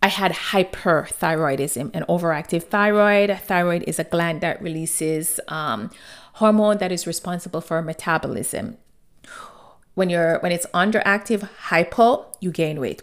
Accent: Jamaica; growing up in Jamaica, my grandmother had this saying

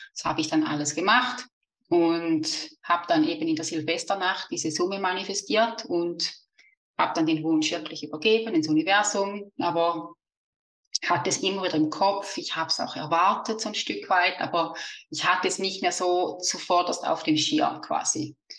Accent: Switzerland; accent: Swiss; also born or lived in near the Rhine Falls; wie man vielleicht an meinem Dialekt hört, bin ich aus der Schweiz

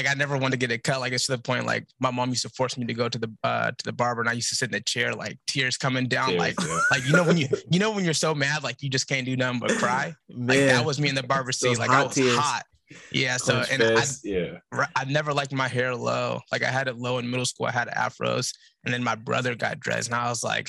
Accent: Portland, Oregon, United States; moved away as an adult; now in Los Angeles, United States; I'm from Portland, Oregon, born and raised. I live in Los Angeles now.

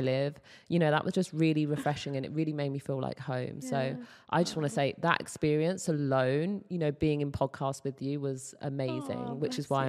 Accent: United Kingdom; moved away; also born or lived in Los Angeles, United States; being a Brit

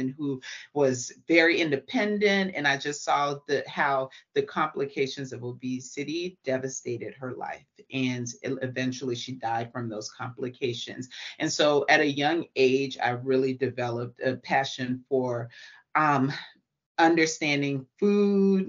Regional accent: Atlanta, Georgia, United States; I'm from Atlanta

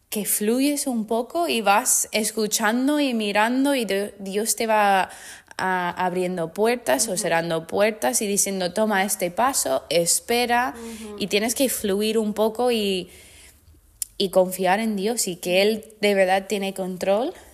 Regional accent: United States; Spanish is a second language; moved away as an adult; also born or lived in Mexico; now in Spain; yo como americana

